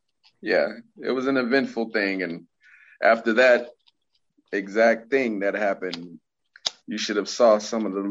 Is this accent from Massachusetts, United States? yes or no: no; Tampa, Florida, United States; I'm from Tampa